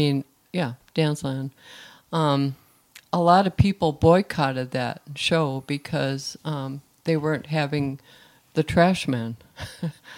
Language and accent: English; Philadelphia, Pennsylvania, United States; I grew up in Philadelphia